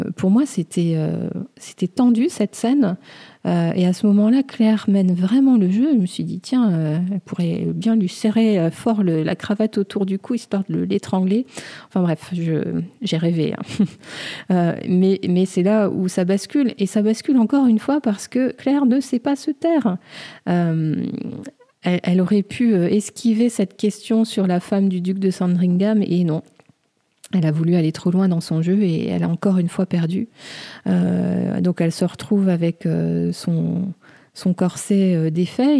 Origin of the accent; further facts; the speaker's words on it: France; chez nous en France